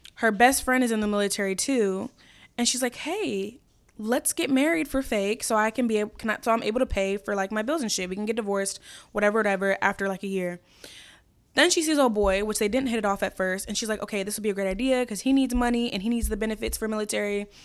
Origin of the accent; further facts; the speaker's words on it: Chicago, Illinois, United States; also born or lived in Brookfield, Illinois; I was born in Chicago. I lived in Brookfield, which is, like, west of the city